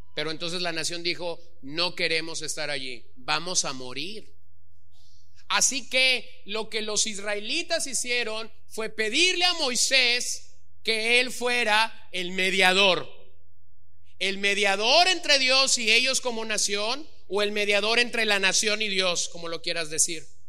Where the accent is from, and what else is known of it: Los Mochis, Sinaloa, Mexico; born or raised there